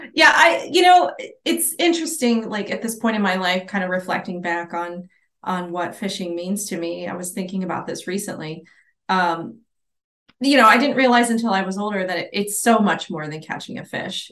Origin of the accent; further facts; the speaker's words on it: Islamorada, Florida, United States; also born or lived in Ohio; I grew up there. It's my, my hometown